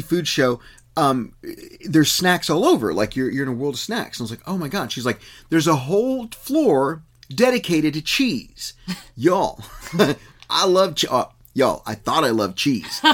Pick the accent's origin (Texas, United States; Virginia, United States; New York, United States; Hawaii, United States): Texas, United States; the one I grew up in in Texas